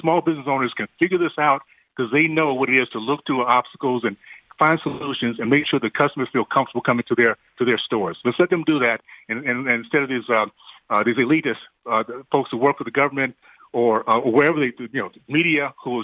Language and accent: English; Deep South, United States; growing up in the Deep South in the 60s, days of segregation, KKK, I lived in a community